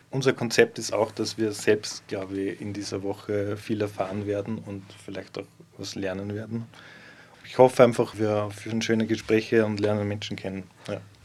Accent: Gallneukirchen, Upper Austria, Austria; moved away as an adult; now in Linz, Austria; Ich komme tatsächlich aus der Region, ähm, wo das Festival der Regionen heuer stattfindet, also aus Gallnerkirchen genauer gesagt

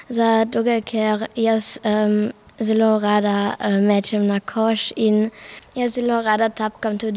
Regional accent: Klagenfurt, Carinthia, Austria; obiskujem šolo Europa Gimnazijum Klagenfurt in prihajam iz Klagenfurta.

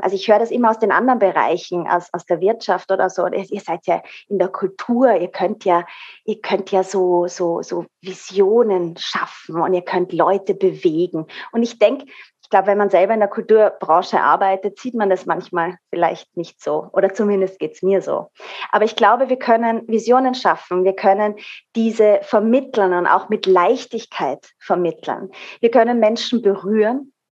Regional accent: Austria; hier bei uns in Österreich

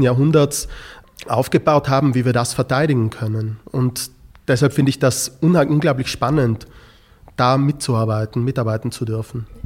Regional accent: South Tyrol, Trentino-Alto Adige, Italy; ich bin in einer Grenzregion aufgewachsen, dadurch ist das Thema der, die Frage der nationalen Identität etwas, das mich äh, von Kind an begleitet hat

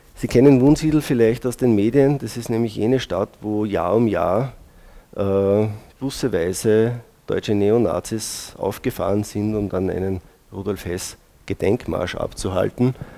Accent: Braunau am Inn, Upper Austria, Austria; als gebürtiger Braunauer

